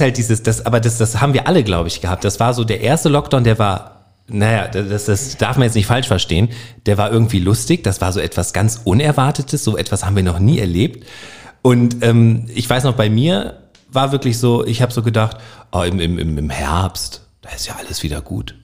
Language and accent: German; Northern Germany, Germany; accent: Hochdeutsch; Ich bin, ich komme aus Norddeutschland, ich spreche Hochdeutsch.